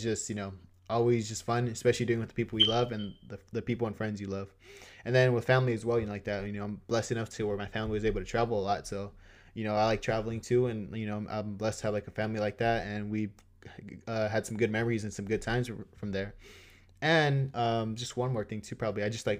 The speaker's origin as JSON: {"language": "English", "region": "California", "country": "United States", "said": "Boston Celtics. Even though I'm from SoCal."}